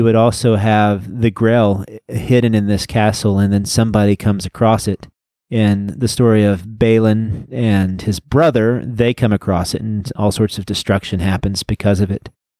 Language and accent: English; Texas, United States; It's one of my problems from being a Texan.